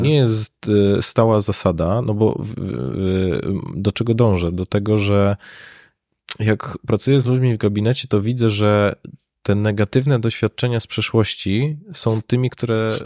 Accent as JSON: {"language": "Polish", "town": "Katowice", "region": "Silesian Voivodeship", "country": "Poland", "said": "ja pochodzę z Katowic"}